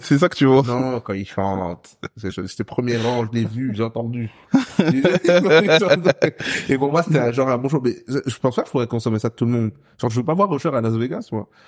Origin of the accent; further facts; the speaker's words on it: Brussels, Brussels-Capital Region, Belgium; je suis un Bruxellois de merde